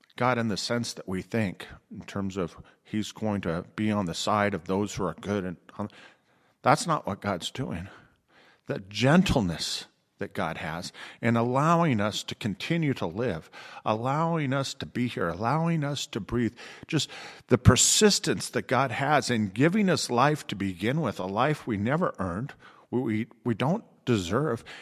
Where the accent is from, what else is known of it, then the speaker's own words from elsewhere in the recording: Riverside, California, United States; moved away; my hometown in Riverside